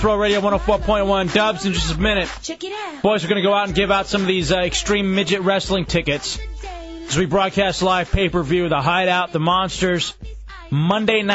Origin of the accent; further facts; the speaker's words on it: Dallas, Texas, United States; also born or lived in Lubbock, Texas; now in Tampa, United States; I'm from Dallas